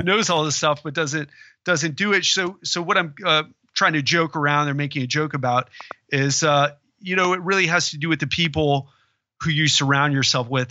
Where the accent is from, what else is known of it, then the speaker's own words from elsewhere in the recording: Florida, United States; I'm from Florida